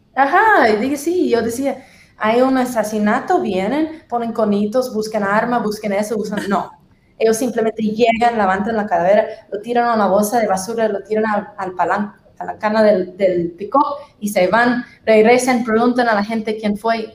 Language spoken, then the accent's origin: Spanish; Tennessee, United States; Spanish is a second language; moved away as an adult; now in Guatemala City, Guatemala; Sureña, soy de Tennessee.